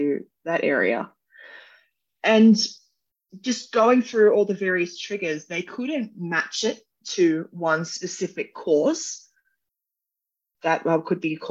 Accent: Wollongong, New South Wales, Australia; I'm from Wollongong, which is a city south from Sydney

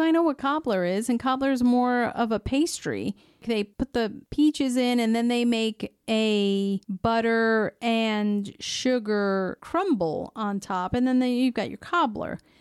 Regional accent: United States; growing up in the United States

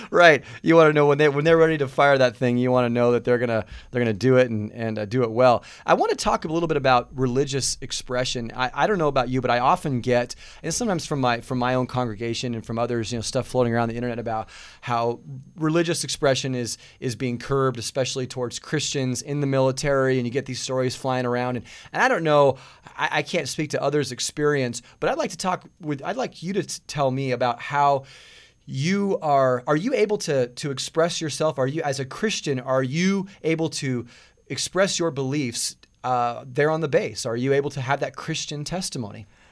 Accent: Southern California, United States; now in Goodyear, Arizona, United States; I'm originally from Southern California

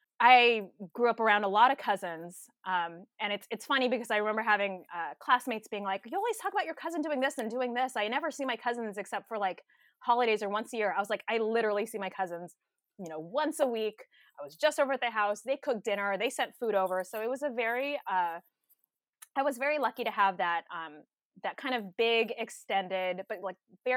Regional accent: Hacienda Heights, California, United States; I was born and raised here in Southern California in Los Angeles County, a little bit east of LA, the city. I was spent most of my childhood in Hacienda Heights.

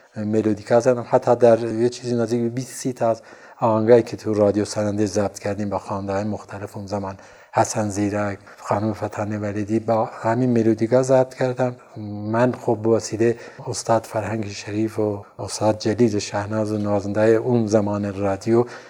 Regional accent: Sanandaj, Kurdistan, Iran; also born or lived in Urmia; من بچه سنندج هستم اما تو ارومیه به دنیا اومدم

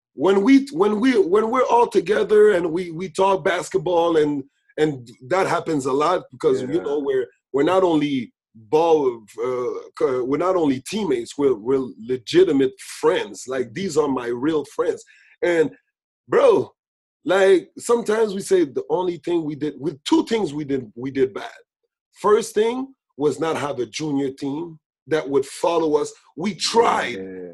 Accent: Laval, Quebec, Canada; We're from Saint Francois

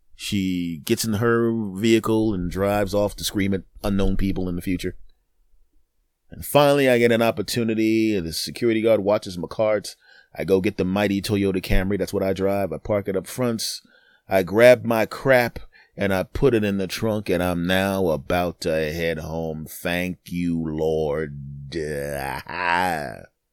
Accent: United States; I'm an American

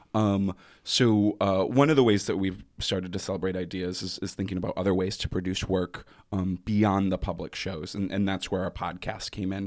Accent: Grand Rapids, Michigan, United States; moved away; I am originally from Grand Rapids, Michigan

